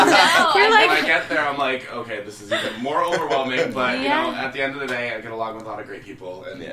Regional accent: Massachusetts, United States; moved away as an adult; We're both from Massachusetts. I just came out last week.

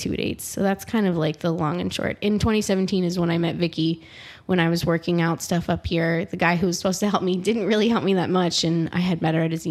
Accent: Florida, United States; also born or lived in Sicily; now in Fort Myers, United States; I'm a Florida native

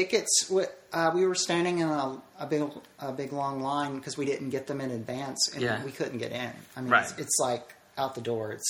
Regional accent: Nashville, Tennessee, United States; Nashville, Tennessee.

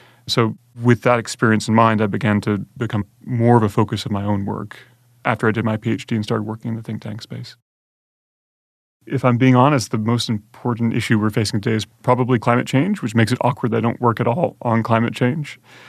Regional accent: Conway, South Carolina, United States; my parents picked me up and moved to the small town of Conway, South Carolina. So I grew up in Conway, but because my mother's side of the family is from the UK, we were going back and forth quite a lot

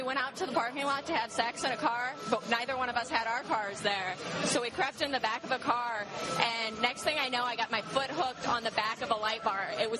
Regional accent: St. Louis, Missouri, United States; I'm from St. Louis, Missouri.

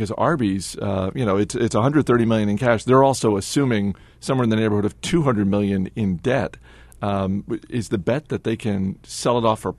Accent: New England, United States; I grew up in New England.

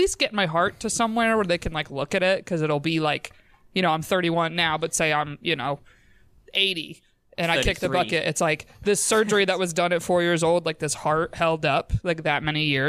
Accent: New York, United States; I was born in New York State

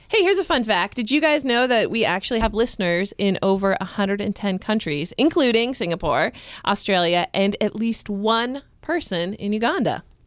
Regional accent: United States; I'm American

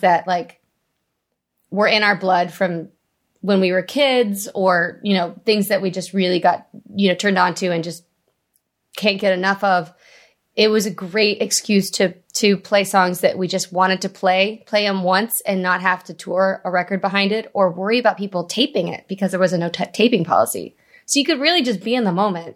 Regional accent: Vista, California, United States; I grew up in North County, San Diego, in, uh, Vista

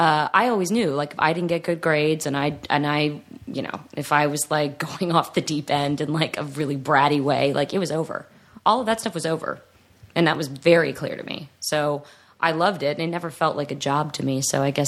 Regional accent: Atlanta, Georgia, United States; I'm from Atlanta, so – like even when I was growing up here and working and stuff as a kid, I always went back to the East Coast.

